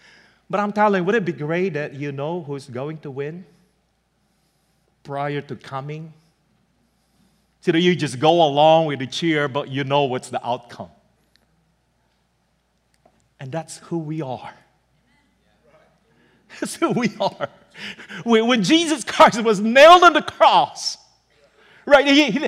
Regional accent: Pennsylvania, United States; moved away; Maybe they thought because we're from Pennsylvania, we're used to it. That's the reason why we left Pennsylvania.

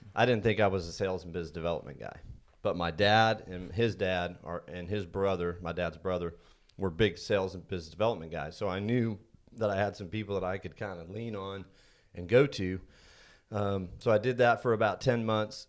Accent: Indiana, United States; now in Texas, United States; I was born and raised in Indiana, been in Texas for, be thirty-two years this summer

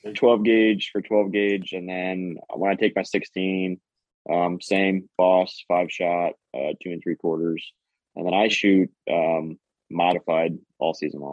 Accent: northeast Iowa, United States; now in Des Moines, United States; I grew up on the Mississippi up in Gettysburg

